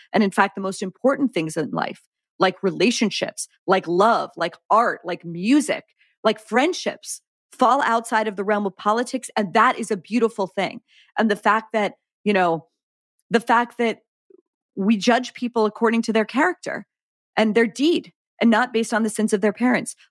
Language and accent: English; Pittsburgh, Pennsylvania, United States; I'm from Pittsburgh